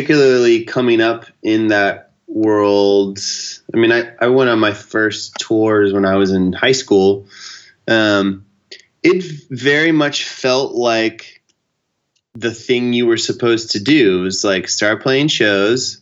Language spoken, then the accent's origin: English; Houston, Texas, United States; moved away; also born or lived in New York City; I'm from Houston, so I spent like a month in Houston in between stuff.